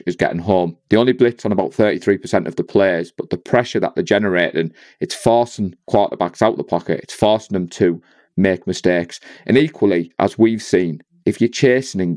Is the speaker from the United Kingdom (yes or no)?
yes; England, United Kingdom; being an Englishman